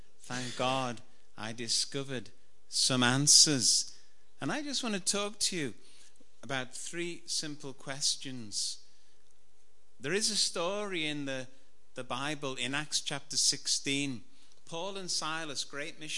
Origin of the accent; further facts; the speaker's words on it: Liverpool, North West England, United Kingdom; I was brought up in Anfield in Liverpool.